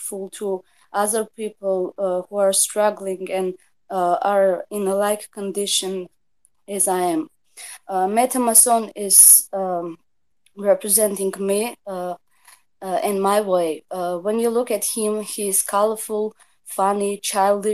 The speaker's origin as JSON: {"language": "English", "town": "Tbilisi", "country": "Georgia", "said": "I'm from Georgia, Tbilisi"}